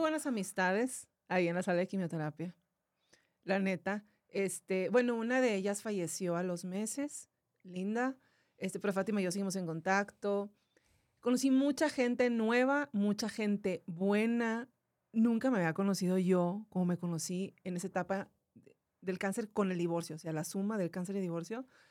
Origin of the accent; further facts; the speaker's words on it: Monterrey, Nuevo León, Mexico; yo soy de Monterrey